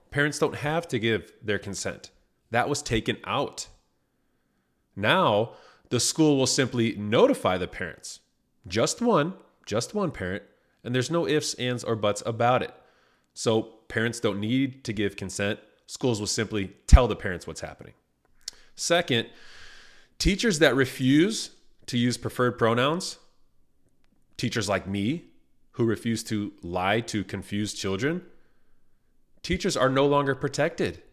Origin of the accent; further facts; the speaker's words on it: Indiana, United States; the state of Indiana, my home state